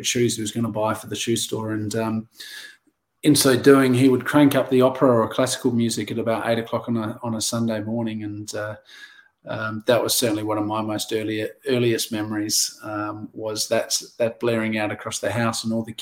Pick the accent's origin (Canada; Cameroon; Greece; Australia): Australia; Adelaide Hills, South Australia; also born or lived in Norwood; Born and bred just down the road, and I grew up in the Adelaide Hills, and now back down in Norwood.